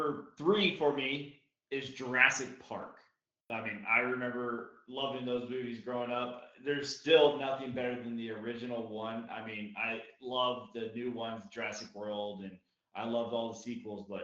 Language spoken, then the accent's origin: English; Germany; moved away; growing up in Germany where I grew up